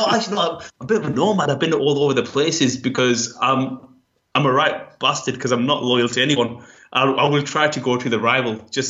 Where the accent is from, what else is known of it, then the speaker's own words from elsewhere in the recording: Accrington, North West England, United Kingdom; accent: northern; Accrington. Closest town to that is Blackburn, but closest proper town to that is Manchester. So it's northern. That's why my accent sounds like this.